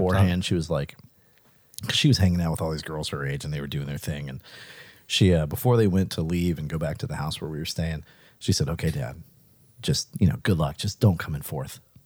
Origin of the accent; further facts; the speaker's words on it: Pascagoula, Mississippi, United States; moved away; also born or lived in Richmond; he was born in my hometown